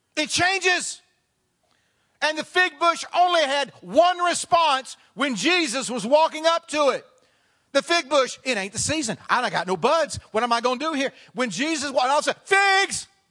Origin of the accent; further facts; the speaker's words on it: the South, United States; now in Front Royal, United States; I came from the South